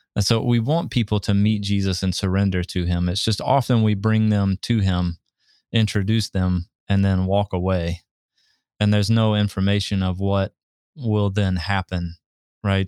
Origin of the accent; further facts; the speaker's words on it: Southeast, United States; moved away; I grew up in the Southeast